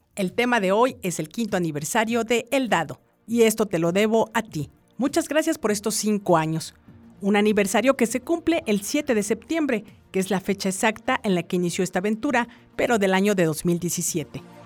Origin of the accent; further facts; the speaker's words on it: Mexico; somos mexicanos